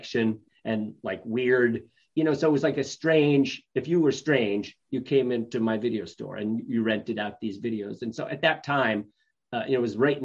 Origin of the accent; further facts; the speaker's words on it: upstate New York, United States; moved away; also born or lived in Binghamton; I'm from New York, upstate New York